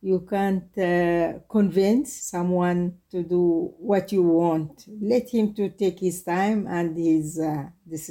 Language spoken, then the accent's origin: English; South Yemen, Yemen; English is a second language; moved away as an adult; I'm myself from South Yemen